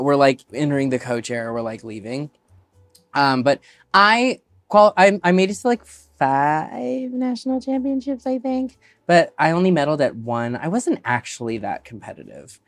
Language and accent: English; Alaska, United States; moved away; also born or lived in Chicago; growing up in Alaska